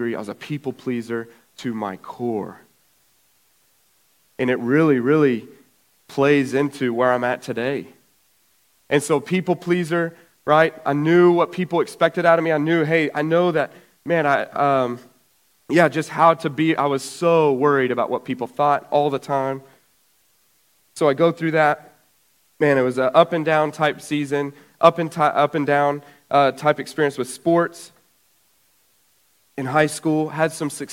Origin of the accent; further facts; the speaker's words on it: Brady, Texas, United States; also born or lived in Nashville, Tennessee; now in New Braunfels, United States; In 96, my parents moved to Brady